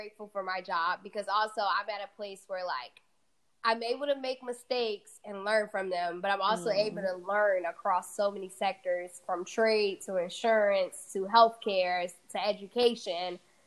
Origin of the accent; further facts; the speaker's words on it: Atlanta, Georgia, United States; first language Fula; English is a second language; moved away; also born or lived in New York; I grew up in Atlanta, Georgia. Originally born in New York